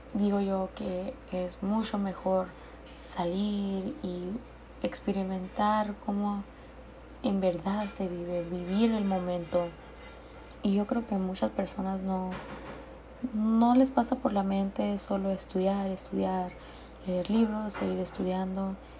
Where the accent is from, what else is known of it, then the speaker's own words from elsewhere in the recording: Jecori, Sonora, Mexico; Yo soy de Jecori, Sonora